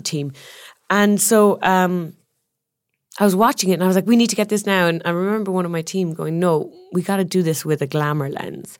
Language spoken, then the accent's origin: English; Ireland; moved away; I'm Irish, the land of storytellers